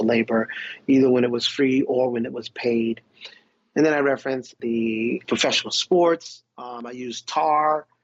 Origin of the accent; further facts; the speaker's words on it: Pawleys Island, South Carolina, United States; growing up in Pawleys Island